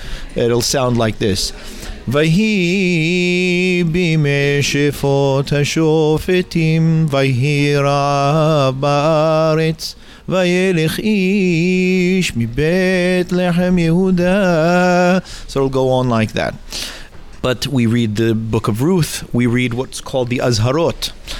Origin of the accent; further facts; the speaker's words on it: Los Angeles, California, United States; now in England; I was born in Los Angeles.